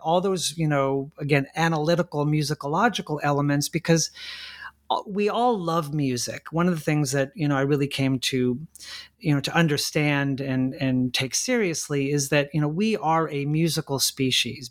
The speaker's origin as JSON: {"language": "English", "town": "La Mirada", "region": "California", "country": "United States", "tie": "born or raised there"}